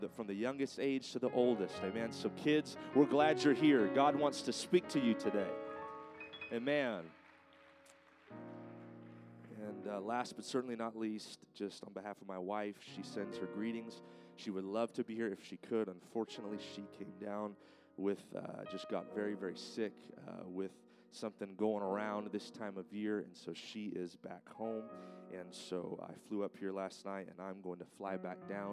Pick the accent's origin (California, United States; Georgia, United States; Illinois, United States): California, United States; moved away; my home state of California